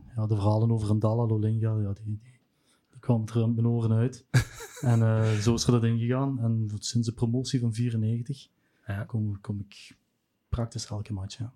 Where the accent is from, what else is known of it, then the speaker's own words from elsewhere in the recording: Sint-Truiden, Flanders, Belgium; now in Grote-Brogel, Belgium; ik ben geboren in Sint-Truiden. Ik woon nu in Grote Brogel bij Peer.